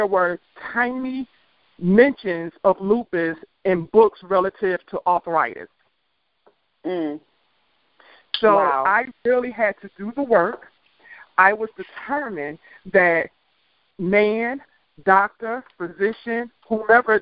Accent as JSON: {"language": "English", "town": "Washington", "region": "District of Columbia", "country": "United States", "moved": "yes", "lives_now": "Atlanta, United States", "said": "I am from the Washington, D.C. area. I currently live in Atlanta, Georgia"}